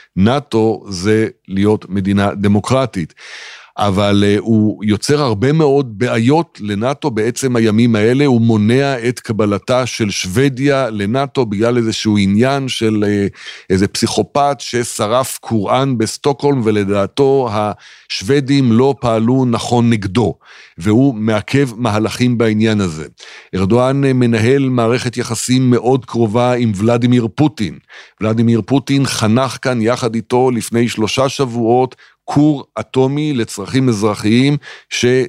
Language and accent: Hebrew; Israel; אני ישראלי